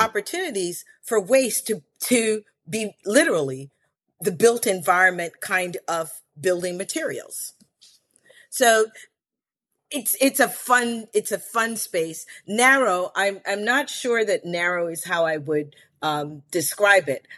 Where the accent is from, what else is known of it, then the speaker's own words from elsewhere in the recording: Chevy Chase, Maryland, United States; also born or lived in Belize; I grew up in Chevy Chase, Maryland